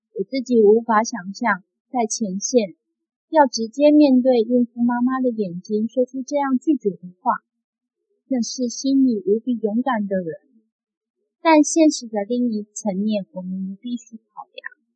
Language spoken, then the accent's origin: Chinese; Taiwan; 我们出生在台湾